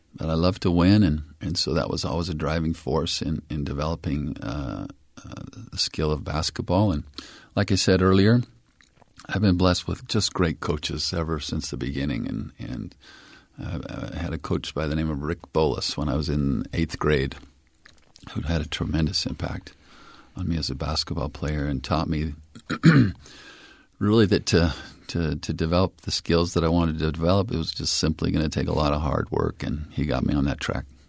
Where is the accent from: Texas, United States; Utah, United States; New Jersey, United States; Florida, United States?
Utah, United States; Provo; also born or lived in Brigham City, Utah; I was born in the Cooley Memorial Hospital in Brigham City, and I think we lived there till age four or five and then moved to Provo